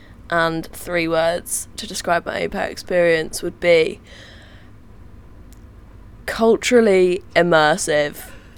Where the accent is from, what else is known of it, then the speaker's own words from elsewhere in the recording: United Kingdom; I'm from the UK